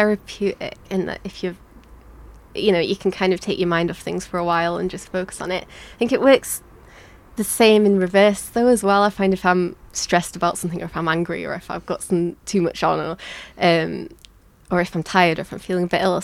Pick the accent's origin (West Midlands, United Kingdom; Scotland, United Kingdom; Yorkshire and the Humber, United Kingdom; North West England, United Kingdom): Yorkshire and the Humber, United Kingdom; Leeds; moved away; I've lived in a few different places, but I was born in Leeds, and by coincidence, I've ended up back here